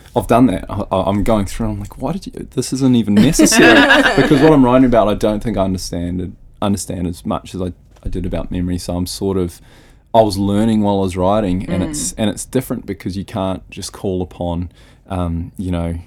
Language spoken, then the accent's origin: English; Rotorua, Bay of Plenty, New Zealand; moved away; when I was back in Rotorua, my hometown